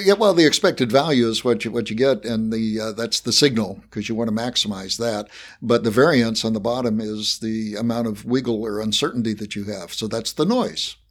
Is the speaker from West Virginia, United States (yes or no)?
yes; West Virginia, United States; accent: Appalachian; moved away; I was, I was born in West Virginia, so I have mastered an Appalachian accent.